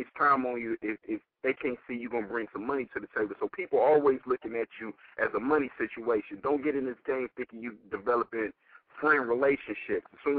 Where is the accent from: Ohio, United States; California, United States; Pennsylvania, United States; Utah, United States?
California, United States; the Bay Area; I'm actually from the Bay